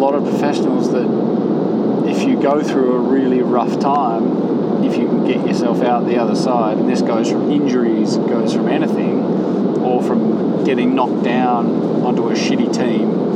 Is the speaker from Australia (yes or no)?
yes; Australia; now in Girona, Spain; I am Australian at heart still